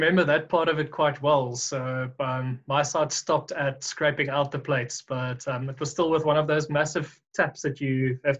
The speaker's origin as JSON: {"language": "English", "town": "Pretoria", "region": "Gauteng", "country": "South Africa", "tie": "born or raised there", "said": "I was born and raised in Pretoria and spent my whole life here."}